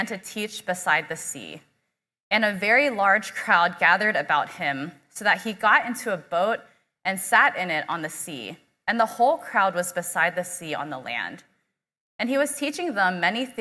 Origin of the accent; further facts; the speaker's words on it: Houston, Texas, United States; I was born and raised here in Houston